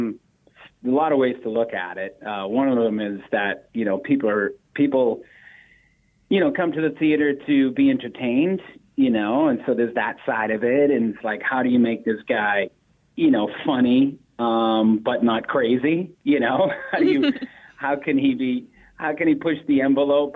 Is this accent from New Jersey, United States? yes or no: no; Boston, Massachusetts, United States; growing up in Boston